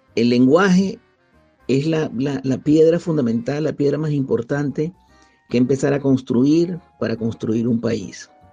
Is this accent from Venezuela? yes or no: yes; Venezuela; moved away as an adult; now in Spain; yo salí de Venezuela cuando todavía no había comenzado el proceso chavista. Salí con una beca